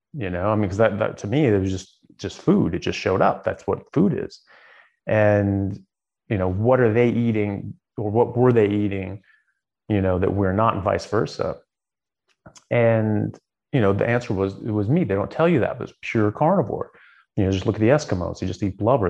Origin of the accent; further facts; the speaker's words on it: United States; moved away as an adult; also born or lived in Southern California / Seattle, Washington / Ireland; now in Australia; I grew up in in Southern California in Seattle